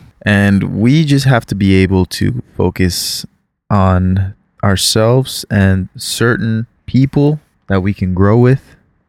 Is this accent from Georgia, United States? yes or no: no; Florida, United States; You said that because you are a fellow Floridian.